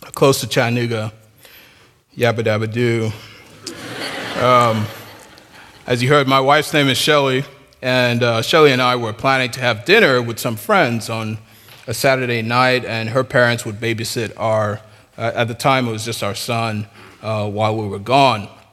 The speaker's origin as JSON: {"language": "English", "country": "Nigeria", "said": "I'm Nigerian"}